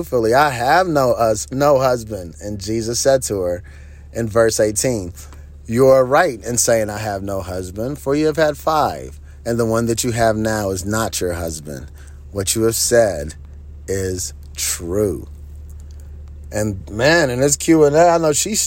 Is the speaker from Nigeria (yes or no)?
yes; Nigeria; I grew up in Nigeria, and in certain parts, you did have to walk.